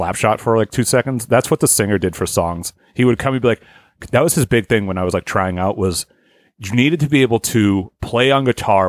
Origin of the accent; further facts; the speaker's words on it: Haverhill, Massachusetts, United States; they're from my hometown of Haverhill, Massachusetts.